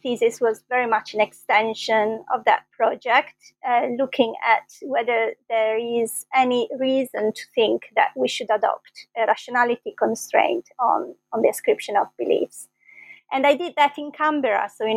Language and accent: English; Bologna, Emilia-Romagna, Italy; moved away as an adult; also born or lived in London, United Kingdom; I was born in Bologna, and that's where I did my first degree in philosophy.